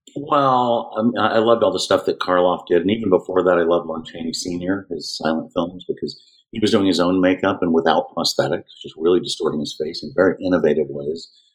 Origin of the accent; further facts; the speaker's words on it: Houston, Texas, United States; We grew up in Houston, surrounding area of Houston